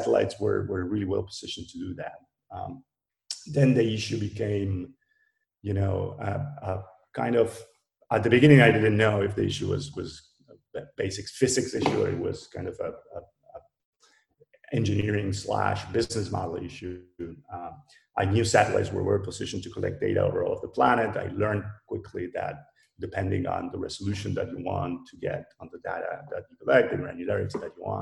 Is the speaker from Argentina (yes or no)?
yes; Argentina; I'm from Argentina.